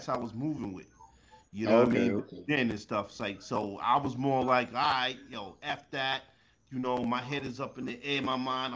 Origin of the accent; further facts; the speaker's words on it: New York City, New York, United States; I'm from Queens